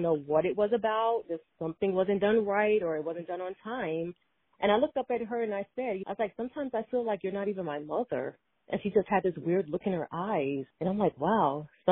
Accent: New York City, New York, United States; I grew up in Brooklyn, in the PJs, projects

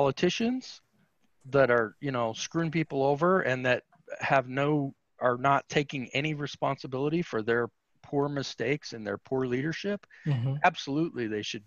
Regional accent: Utah, United States; I was raised in Utah back in the day when it was a Bible Belt state and everything was closed on Sunday.

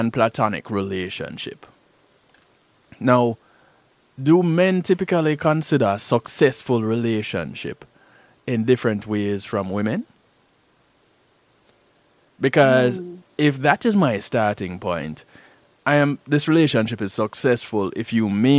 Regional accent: Jamaica; I'm Jamaican

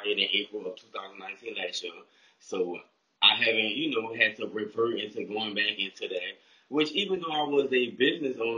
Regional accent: New Orleans, Louisiana, United States; moved away as an adult; also born or lived in McComb, Mississippi; now in Hattiesburg, United States; I'm from New Orleans, so shout out to the 504.

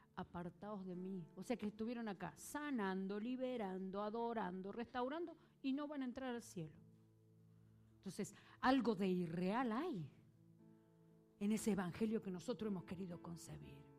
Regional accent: Argentina; yo soy argentina

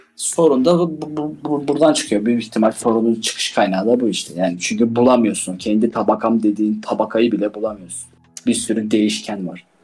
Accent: Istanbul, Turkey; moved away; Ben doğup büyüdüğüm şehir olmasına rağmen mesela her gittiğimde İstanbul'a çıldırıyorum yani.

